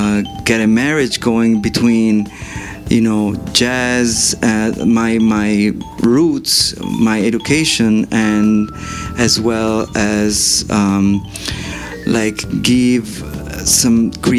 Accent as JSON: {"language": "English", "region": "New York", "country": "United States", "tie": "born or raised there", "said": "I grew up in New York as a musician."}